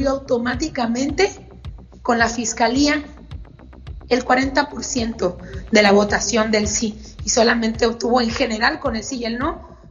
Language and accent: Spanish; Mexico; quiero resaltar dos cosas que nos deben quedar como reflexión como mexicanos.